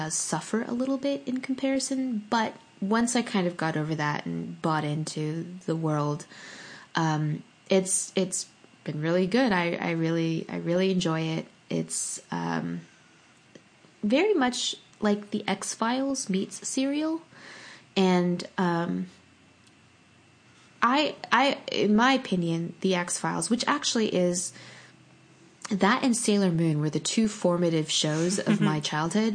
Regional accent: Pasadena, California, United States; my hometown of Pasadena

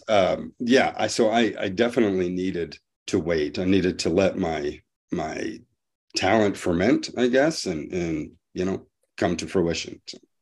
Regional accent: Montana, United States; I'm from Montana, but right now I'm visiting, um, my son in Savannah

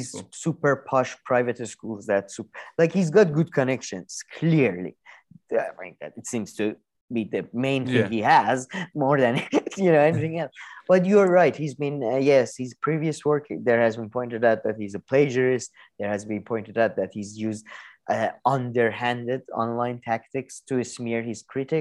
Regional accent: New York, United States; I'm from New York.

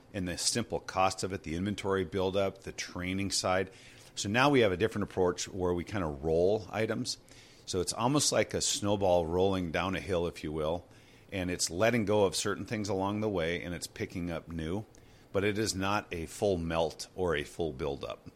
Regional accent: Two Harbors, Hermantown, Superior, Minnesota, United States; I was born in Two Harbors, um, spent some time there. That's where my family and extended family are. And then from there we moved into uh, Hermantown, which is a Duluth area, and then, um, over to Superior, Wisconsin for a while and graduated from high school over there.

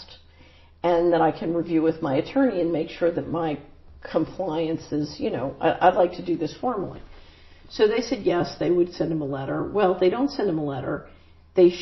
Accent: Philadelphia, Pennsylvania, United States; moved away; I grew up in West Philadelphia

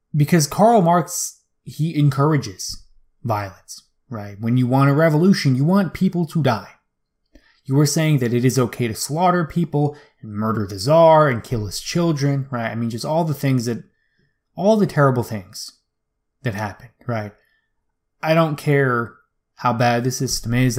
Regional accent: United States; as an American man

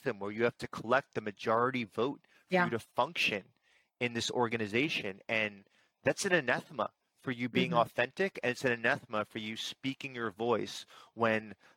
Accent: New York, United States; I'm a New Yorker

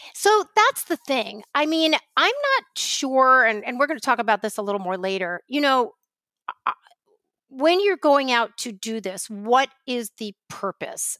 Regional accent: New York, United States; a pissed off New Yorker

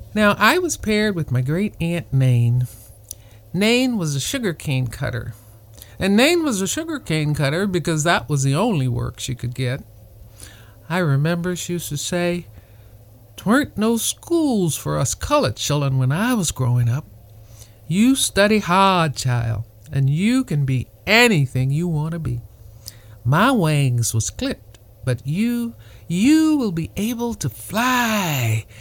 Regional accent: Maringouin, Louisiana, United States; now in Camarillo, United States; my hometown, Maringouin

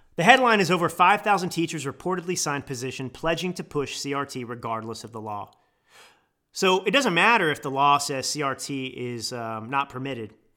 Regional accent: United States; as an American

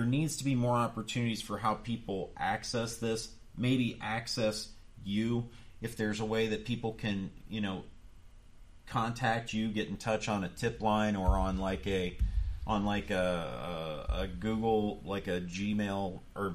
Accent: Youngstown, Ohio, United States; moved away; I come from the Youngstown area

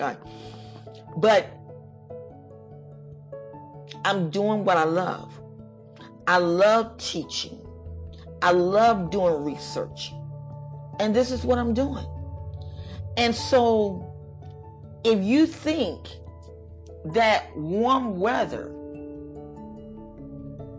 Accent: United States; we are Americans

